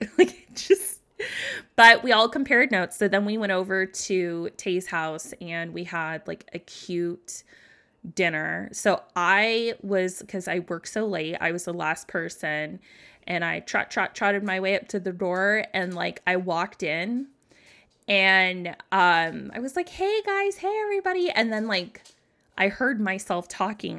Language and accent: English; United States; I grew up in America, so there's a lot of Christians around here